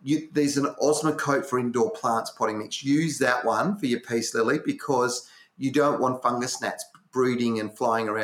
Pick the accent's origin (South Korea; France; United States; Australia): Australia; Western Australia; born or raised there